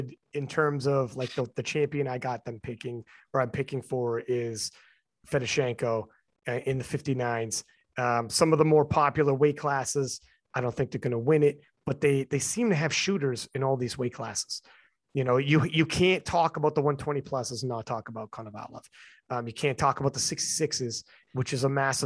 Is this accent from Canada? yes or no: yes; Canada; I am Canadian